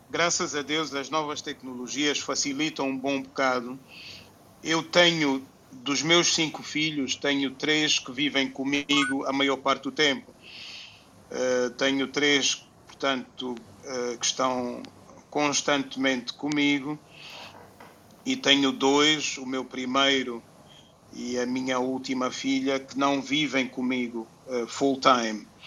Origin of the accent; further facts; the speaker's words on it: Angola; born there; Porque nós nascemos em Angola por algum motivo, né?